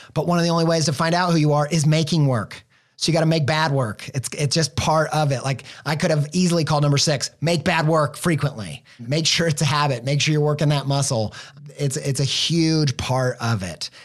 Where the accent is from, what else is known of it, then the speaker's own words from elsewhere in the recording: Indiana, United States; now in Columbus, Ohio, United States; I'm from the Midwest. Indiana boy, now living in Ohio